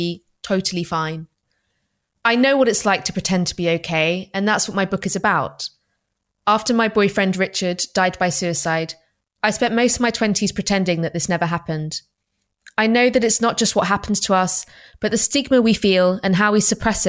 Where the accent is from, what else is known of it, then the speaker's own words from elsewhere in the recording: London, United Kingdom; I'm of immigrant parentage, grew up in London